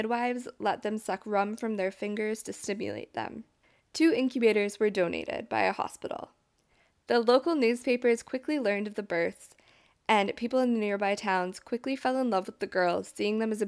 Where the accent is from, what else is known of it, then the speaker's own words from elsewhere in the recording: Alberta, Canada; moved away; I grew up in Alberta